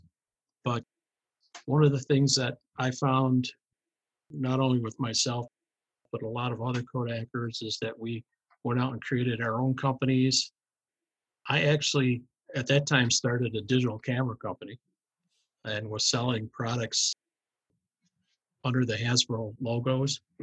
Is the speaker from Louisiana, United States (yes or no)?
no; Rochester, New York, United States; I have always been a resident of Rochester, New York, and I went to grammar, high school, and college here locally.